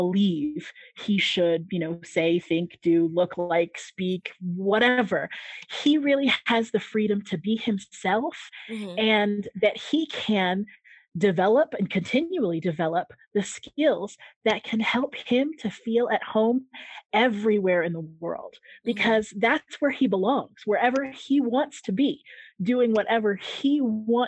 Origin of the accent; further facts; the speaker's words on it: San Diego, California, United States; moved away as an adult; also born or lived in Japan / Greece / Albania; now in Mexico; growing up in San Diego, California, I was literally just a stone's throw from the Mexican border.